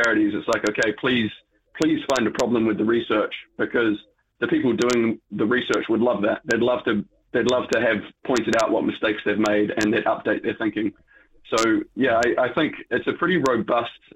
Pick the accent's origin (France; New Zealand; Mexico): New Zealand; Being a Kiwi, I am impacted by the tall poppy syndrome.